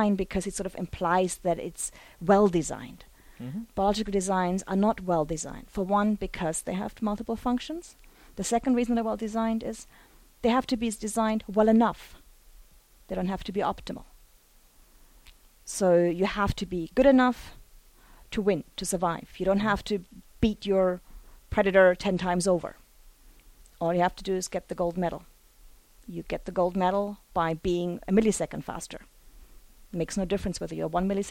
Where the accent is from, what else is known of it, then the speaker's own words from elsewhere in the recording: Germany; moved away as an adult; now in United States; in Germany, where I got my undergraduate degree